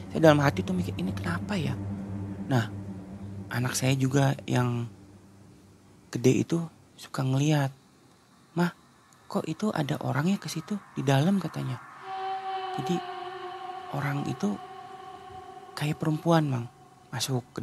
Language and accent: Indonesian; Cirebon, West Java, Indonesia; saya bilang Aang ya karena saya orang Cirebon gitu kan saya bilang Ang